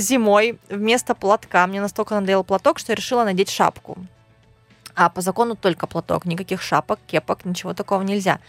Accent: Khabarovsk, Khabarovsk Krai, Russia; я вообще из Хабаровска, это Дальний Восток

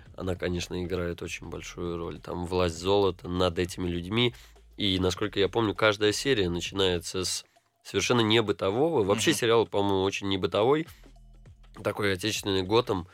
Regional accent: Saint Petersburg, Russia; also born or lived in Jerusalem, Israel; Я из Петербурга.

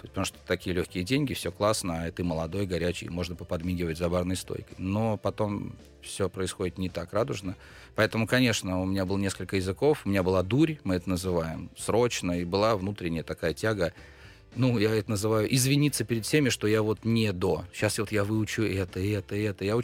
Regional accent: Pskov, Pskov Oblast, Russia; Я из Пскова, я там родился, я учился в школе, поступил в ВУЗ.

